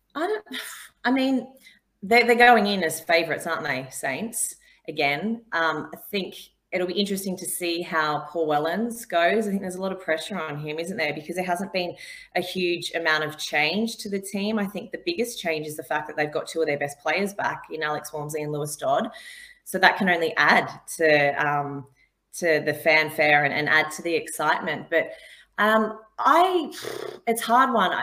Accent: Australia; now in England; I'm not English. I'm Australian, but I think I've lived here for such a long time now

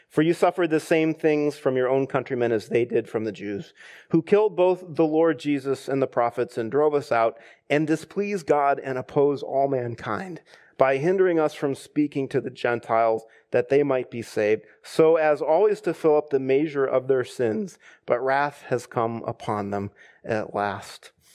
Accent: United States; us as American Christians

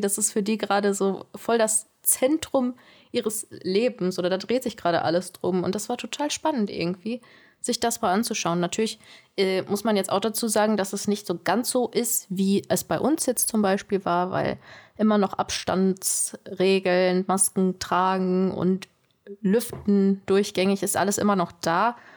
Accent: near Duisburg, North Rhine-Westphalia, Germany; moved away; ich komme nicht hier aus der Region, ich komme vom Niederrhein, äh, Richtung Duisburg da die Ecke.

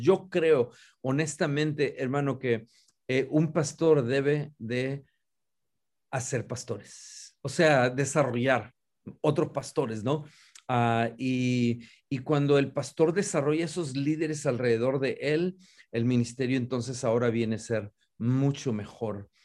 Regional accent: Río Bravo, Tamaulipas, Mexico; also born or lived in San Antonio, Texas; now in Dallas, United States; originalmente nacido y criado en Río Bravo, Tamaulipas, México

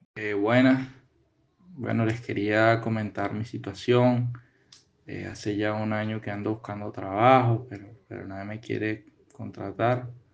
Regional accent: Venezuela; moved away as an adult; now in Bogotá, Colombia; Yo soy de Venezuela

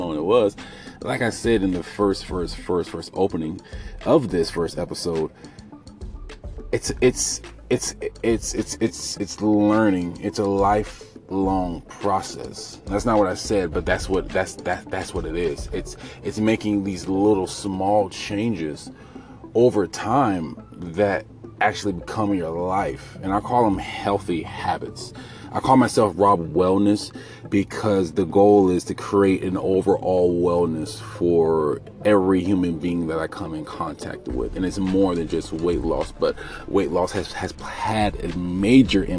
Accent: United States; I'm African American

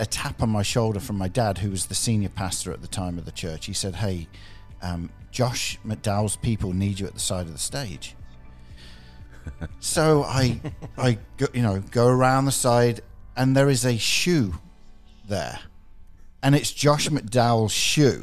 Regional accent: England, United Kingdom; moved away; growing up in England 30 years ago

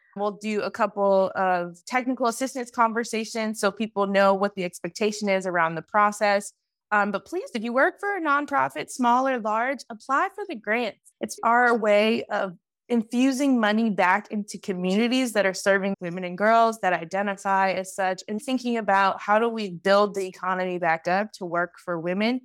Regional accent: Detroit, Michigan, United States; moved away as an adult; also born or lived in Washington, D.C. / Los Angeles, California; now in Sacramento, United States; I am originally from Detroit, Michigan

